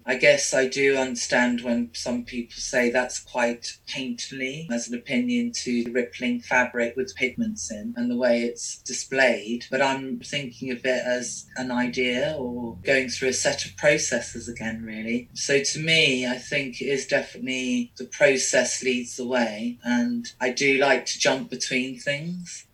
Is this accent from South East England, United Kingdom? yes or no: no; London, United Kingdom; I grew up in London